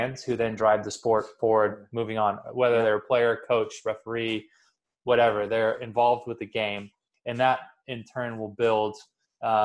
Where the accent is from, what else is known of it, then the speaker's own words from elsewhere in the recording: Sacramento, California, United States; We're both from Sacramento. We both went to Jesuit, both went to Cal